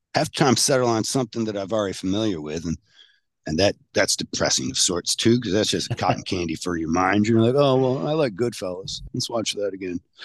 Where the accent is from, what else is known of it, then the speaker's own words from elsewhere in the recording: Michigan, United States; I'm from Michigan